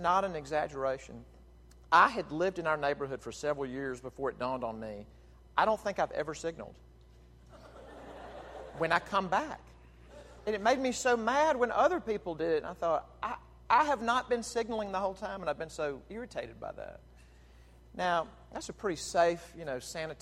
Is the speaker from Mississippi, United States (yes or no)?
yes; Jackson, Mississippi, United States; moved away; I was back in my hometown of Jackson, Mississippi this past week. I grew up at First Presbyterian Church in Jackson